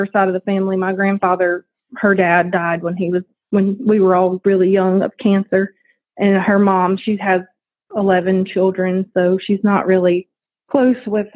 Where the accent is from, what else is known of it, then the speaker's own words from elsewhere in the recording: New Orleans, Louisiana, United States; also born or lived in Chalmette, Louisiana; I grew up in New Orleans, Louisiana. I was born in New Orleans, and we lived in Chalmette